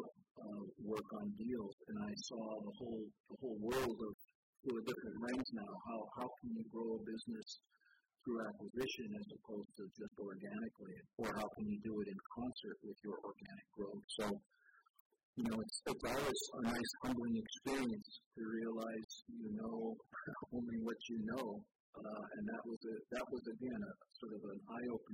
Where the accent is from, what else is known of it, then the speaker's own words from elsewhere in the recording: Hawaii, United States; also born or lived in Boston; now in Portland, United States; I grew up in Hawaii